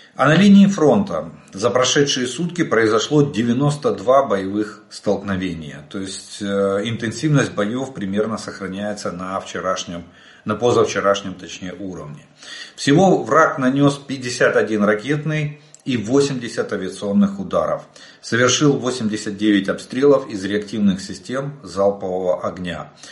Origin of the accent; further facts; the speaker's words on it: Ukraine; мы из Украины